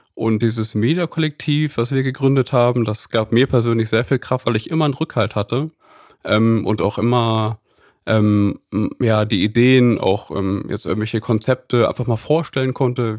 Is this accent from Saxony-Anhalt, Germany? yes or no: no; Lüneburg, Lower Saxony, Germany; moved away as an adult; now in Cologne, Germany; ich bin gebürtiger Lüneburger. Ich wohne seit zwölf Jahren mittlerweile in Köln